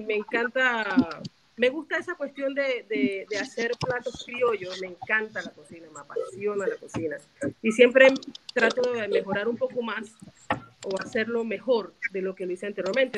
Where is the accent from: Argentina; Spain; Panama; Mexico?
Panama; La Chorrera, Panamá Oeste; soy aquí mismo de Chorrera